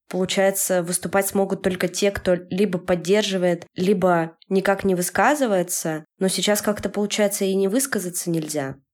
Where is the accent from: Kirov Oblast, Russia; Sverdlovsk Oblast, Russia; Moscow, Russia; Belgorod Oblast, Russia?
Sverdlovsk Oblast, Russia; Yekaterinburg; я хочу из Екатеринбурга, в котором я живу всю свою жизнь, переехать в Петербург